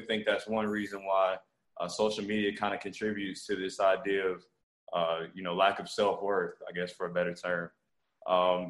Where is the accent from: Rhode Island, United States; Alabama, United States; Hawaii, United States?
Alabama, United States; Montgomery; also born or lived in Okinawa, Japan; I was born in Okinawa, Japan, to a military family. Moved to Montgomery, Alabama when I was 2 years old. Grew up here, you know, all the way through high school